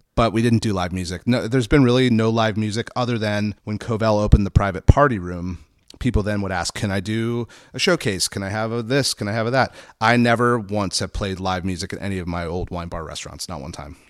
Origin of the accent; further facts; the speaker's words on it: Santa Barbara, California, United States; also born or lived in Los Angeles; I grew up in, we moved to Santa Barbara in nineteen eighty-seven. I was four